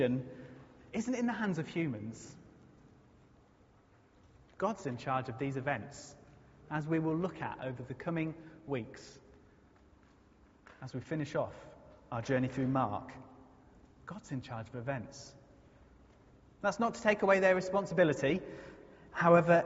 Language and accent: English; United Kingdom; if you are British like me